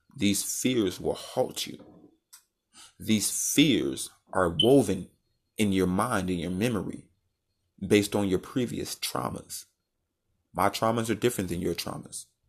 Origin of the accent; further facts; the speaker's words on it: United States; As a young black man, growing up in the United States